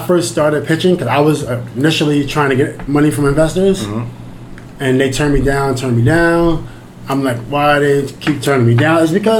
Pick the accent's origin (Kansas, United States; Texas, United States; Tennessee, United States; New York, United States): New York, United States; New York City; I'm from Queens.